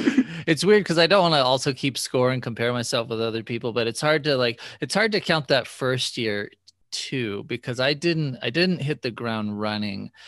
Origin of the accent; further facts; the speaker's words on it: Bay Area, California, United States; I grew up in the Bay Area